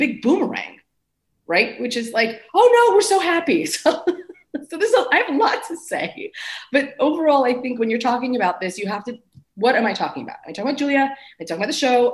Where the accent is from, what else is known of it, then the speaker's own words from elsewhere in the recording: New Jersey, United States; I'm from Jersey